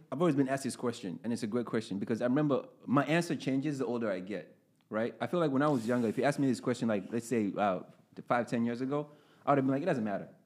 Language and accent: English; Uganda; moved away; I grew up in Uganda.